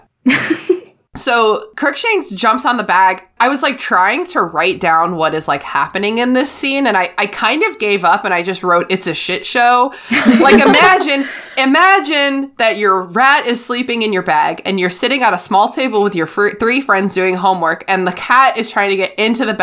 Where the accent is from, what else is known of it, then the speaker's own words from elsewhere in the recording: Canada; I'm Canadian.